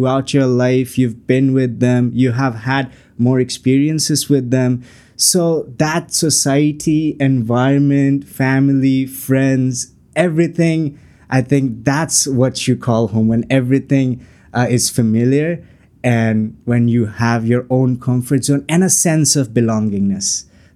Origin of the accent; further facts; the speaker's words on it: Chittagong, Chittagong Division, Bangladesh; moved away as an adult; now in Canada; I'm from Chittagong, so that's the commercial capital of Bangladesh.